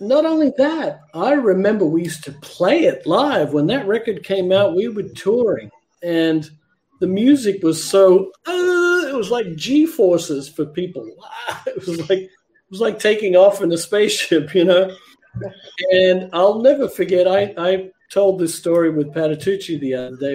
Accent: Canberra, Australian Capital Territory, Australia; from Canberra, my hometown

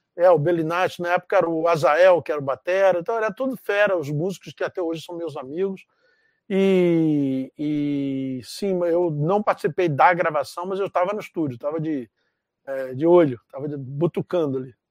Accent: Rio de Janeiro, Brazil; moved away as an adult; also born or lived in Canada; eu sou de Realengo, da zona oeste do Rio

